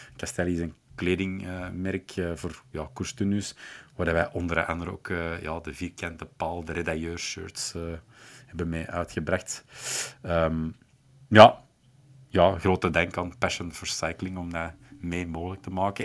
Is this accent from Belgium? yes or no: yes; Schoten, Flanders, Belgium; moved away; ik ben oorspronkelijk uit Schoten.